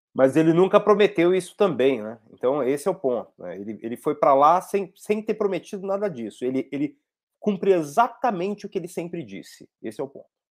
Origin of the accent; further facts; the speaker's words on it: São Paulo, Brazil; Eu tô, eu tô aqui em São Paulo, tô em Sapopemba, tô onde eu cresci, a casa da minha mãe